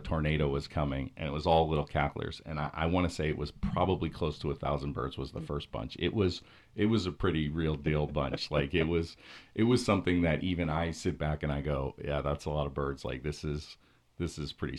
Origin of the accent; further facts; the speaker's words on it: Pennsylvania, United States; I grew up in Pennsylvania